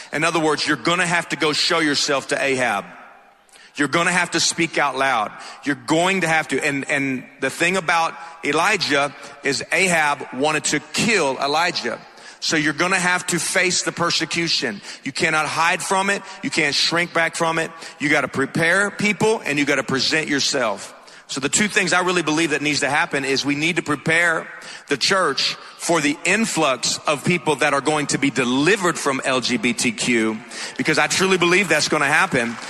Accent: Atlanta, Georgia, United States; accent: thick; I'm from Atlanta, so if my accent's a little thick, that's why

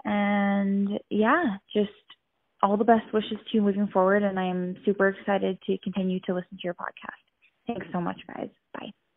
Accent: Edmonton, Alberta, Canada; I'm from Edmonton, Alberta, Canada

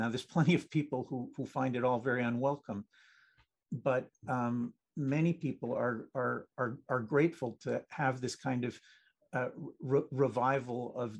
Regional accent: New Jersey, United States; also born or lived in Israel; I mean, I was born in Israel. I grew up in an Israeli family in New Jersey.

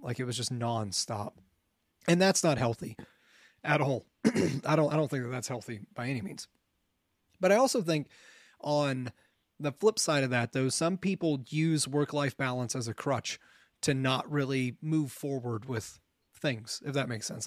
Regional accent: Ohio, United States; moved away as an adult; I had just left Ohio

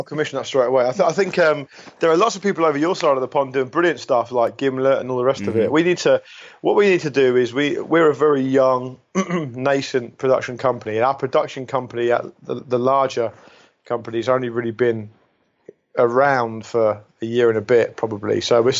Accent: England, United Kingdom; I mean, that's my home country, of course, and I do think it might be because I'm closer to it

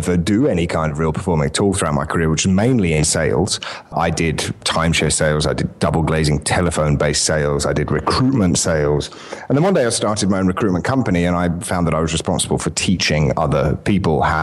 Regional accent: United Kingdom; accent: English; moved away as an adult; now in Mediterranean island

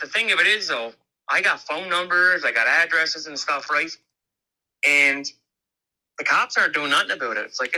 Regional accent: Cape Breton, Nova Scotia, Canada; Well, the reason why I'm messaging you guys is because I'm from Cape Breton.

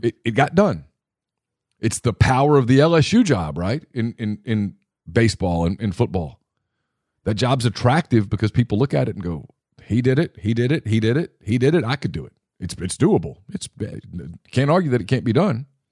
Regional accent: Ruston, Louisiana, United States; I grew up in Ruston.

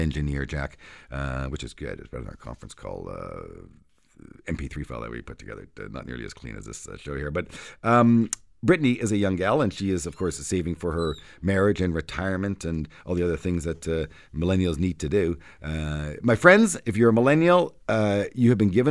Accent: Canada; as a Canadian

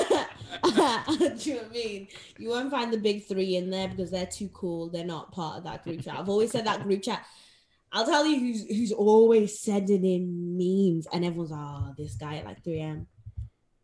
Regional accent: Zimbabwe; I grew up in Zimbabwe

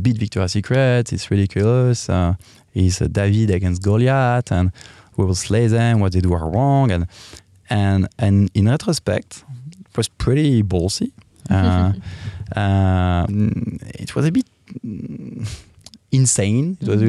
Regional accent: Paris, Île-de-France, France; English is a second language; I'm from France, as you can hear. And I'm from Paris, so the Parisian.

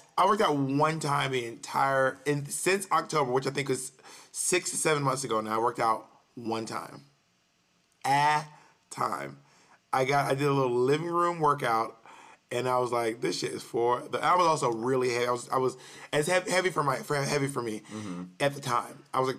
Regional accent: New York, United States; feels like as a New Yorker, I'm used to walking around.

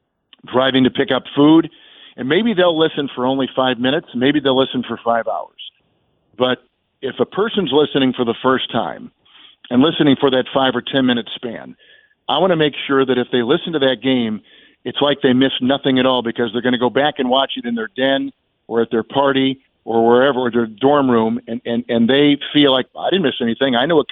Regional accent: Midwest, United States; Well, it's been pretty natural, to be quite honest, Richard, because of we're both from the Midwest.

